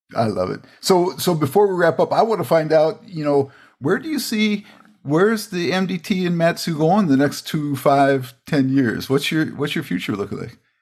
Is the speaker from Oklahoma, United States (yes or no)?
no; Everett, Washington, United States; Everett, Washington, my my my hometown there